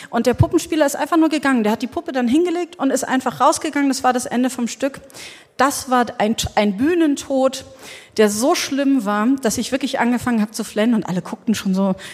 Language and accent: German; Berlin, Germany; Also ähm, ich bin mit 18 in Berlin. Ich komme aus Berlin und da bin ich so mit 18 in den CCC so rein diffundiert.